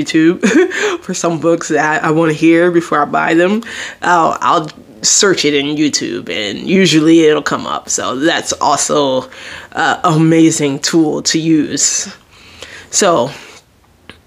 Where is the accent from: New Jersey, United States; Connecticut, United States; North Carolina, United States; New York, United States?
New Jersey, United States; Jersey Shore; I'm from the Jersey Shore